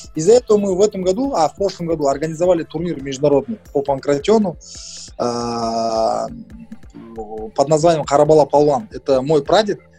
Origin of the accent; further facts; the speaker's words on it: Kulsary, Atyrau Region, Kazakhstan; also born or lived in Mangystau Region; now in Aktau, Kazakhstan; Я сам родился здесь, в Мангистауской области. А, но вырос в городе Курсары Атравской области